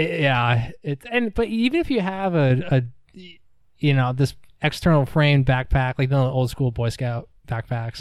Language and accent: English; New York, United States; moved away as an adult; also born or lived in Durham, North Carolina; now in Asheville, United States; I grew up in New York